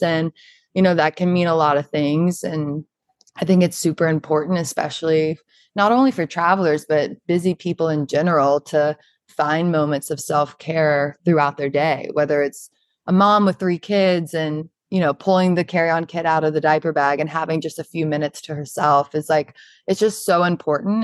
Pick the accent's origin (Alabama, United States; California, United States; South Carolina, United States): South Carolina, United States; Charleston; moved away as an adult; now in New York, United States; I'm originally from Charleston, South Carolina